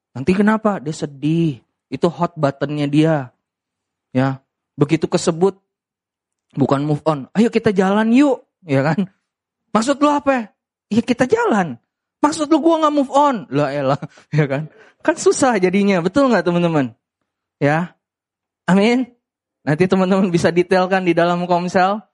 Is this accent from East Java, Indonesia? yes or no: no; Medan, North Sumatra, Indonesia; saya orang Medan